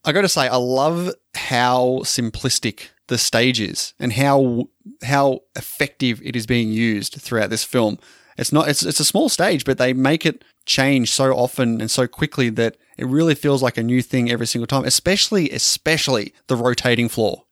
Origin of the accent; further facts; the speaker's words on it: Australia; I'm an Australian